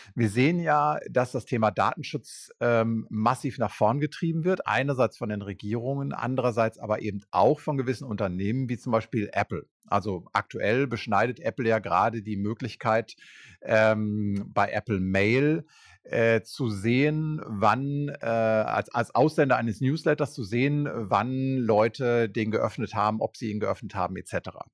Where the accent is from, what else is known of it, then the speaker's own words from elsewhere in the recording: Germany; wir das erste Mal als Deutsche